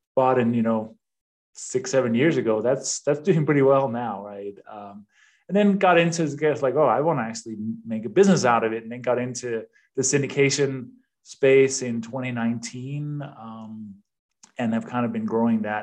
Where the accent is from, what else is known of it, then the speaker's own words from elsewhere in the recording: Denmark; English is a second language; moved away as an adult; also born or lived in East Coast, United States; now in United States; I have a little bit of an accent. I was born and raised in Denmark.